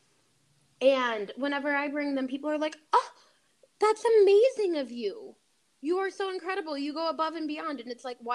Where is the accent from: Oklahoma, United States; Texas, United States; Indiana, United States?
Indiana, United States; Bloomington; moved away as an adult; now in Los Angeles, United States; Bloomington, where I'm from, is super blue